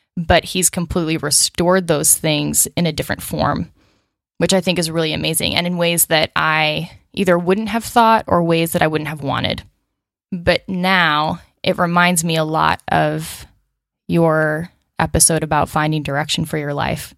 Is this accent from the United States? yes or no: yes; Chicago, Illinois, United States; moved away as an adult; also born or lived in Los Angeles; now in Nashville, United States; I was born outside Chicago in the suburbs